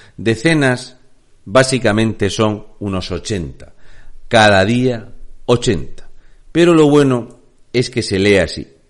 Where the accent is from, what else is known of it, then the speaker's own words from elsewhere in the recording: Region of Murcia, Spain; un murciano encabronado